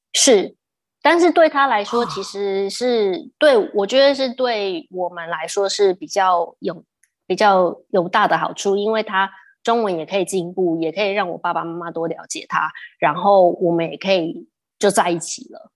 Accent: Taipei, Taiwan; moved away as an adult; also born or lived in United States / Sydney, Australia / Cambodia; 我们在台湾长大都是美式美式英文嘛

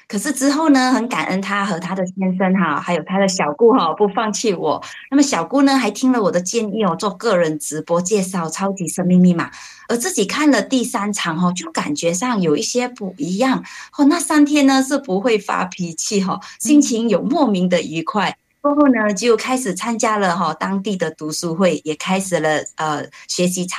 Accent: Malacca, Malaysia

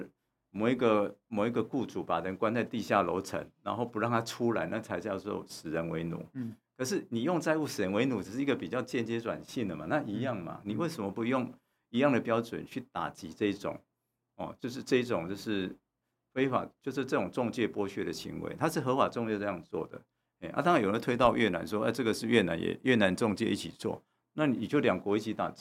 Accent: Taiwan; 那个国外国跟台跟中国订了不平等条约，他其实移工订跟我们台湾人也订了不平等的合约啊

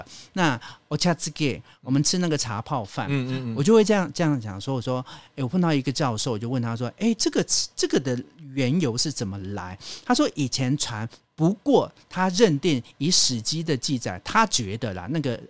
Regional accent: Zhudong, Hsinchu County, Taiwan; 因为我们家在竹东，竹东是全台湾的客家山歌大赛的一个地方。OK，所以我们从小是耳濡目染去听长大的，所以我很清楚。

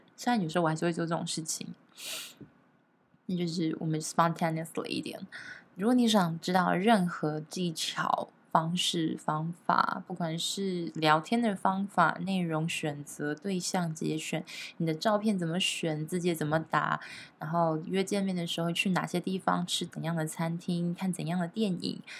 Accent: Taiwan; 其实我台湾人玩的真的比较少，现在也还是啦

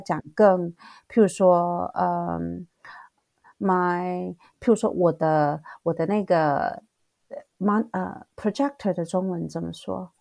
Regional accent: Taiwan; moved away as an adult; now in South Korea; 因为我毕竟是台湾长大的

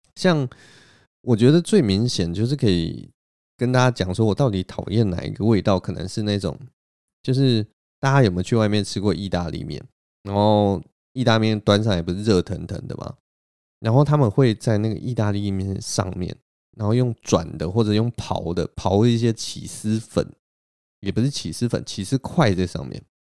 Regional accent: Taipei, Taiwan; 我也是台北人

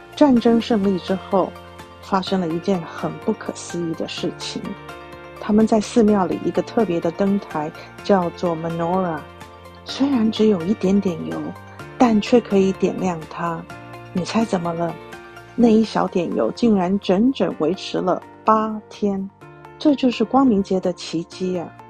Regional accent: Taiwan; now in United States; 我来自台湾，信佛教，我的先生是犹太人。我们家有一个男孩跟一个女孩

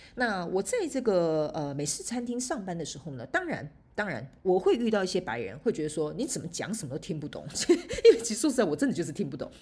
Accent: Taiwan; moved away as an adult; now in Canada; 我以前呢，在台湾，反正我们在台湾就是讲中文嘛

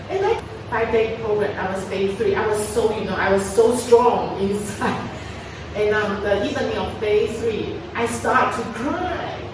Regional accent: Taiwan; moved away as an adult; also born or lived in United States / Shanghai / Xi'an / Suzhou; I was born and raised up in Taiwan. And uh, after university, I went to the United States

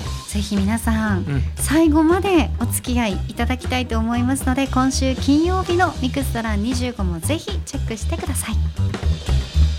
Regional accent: Nagasaki, Japan; moved away; 地元地元の長崎

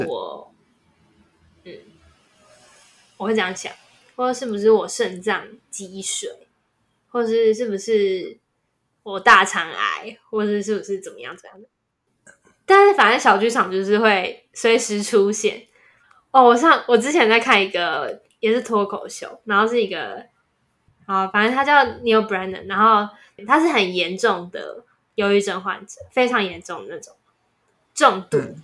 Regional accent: Taiwan; 作为一个台湾人，你一定也有相似的经验，

